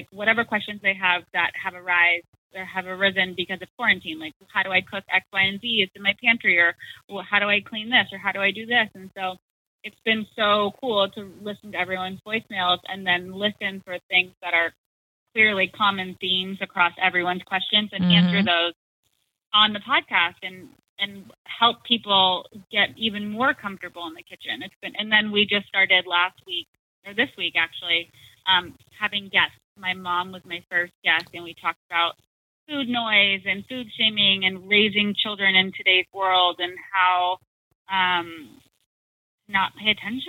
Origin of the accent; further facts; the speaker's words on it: Arizona, United States; I'm from Arizona